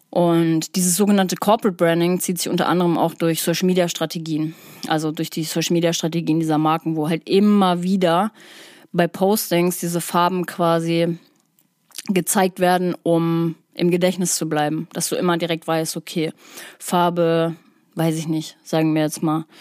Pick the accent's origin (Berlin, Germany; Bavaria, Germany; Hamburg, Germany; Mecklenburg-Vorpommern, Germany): Hamburg, Germany; Ich komme aus der Psytrance Hochburg, Hamburg